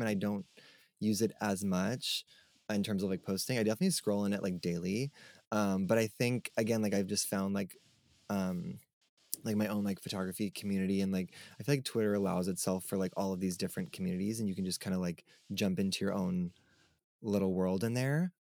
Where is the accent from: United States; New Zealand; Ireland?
United States; Long Island, New York; also born or lived in Brooklyn, New York; I grew up on Long Island, New York, so I've never, like, lived anywhere else other than New York